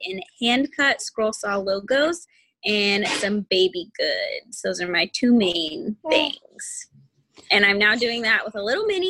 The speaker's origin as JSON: {"language": "English", "town": "Wichita", "region": "Kansas", "country": "United States", "tie": "born or raised there", "also_born_or_lived": "Goddard, Kansas", "said": "I am actually from Kansas. I'm from Wichita, Kansas. I was born there. I went to school in Goddard, Kansas through ninth grade"}